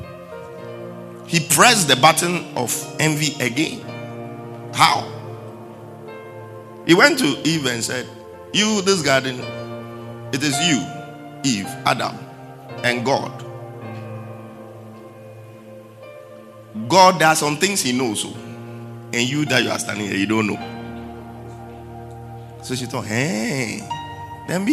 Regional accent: Accra, Greater Accra, Ghana; we live in our hometown, Jamestown, that's my hometown

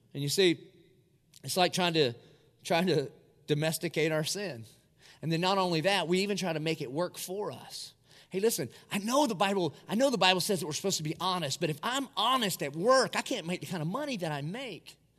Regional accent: Dillon, United States; moved away; it's a great place to be from. I'm from Dillon

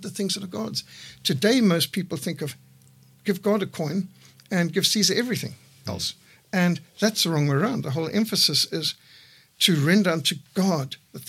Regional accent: Zimbabwe; I was brought up in Rhodesia in a secular home

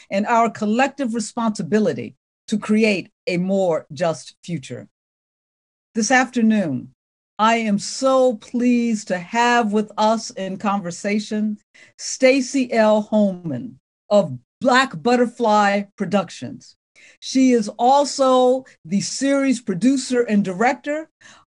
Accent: Ohio, United States; I'm from Ohio

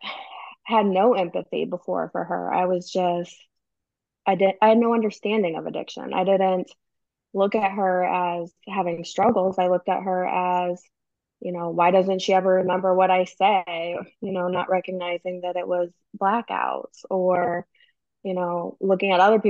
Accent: St. Louis, Missouri, United States; also born or lived in Southern Illinois; We're originally from St. Louis, so we have a place in St. Louis and then a place in Southern Illinois

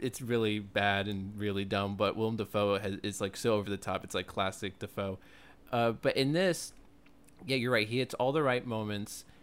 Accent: New York City, New York, United States; as a New Yorker

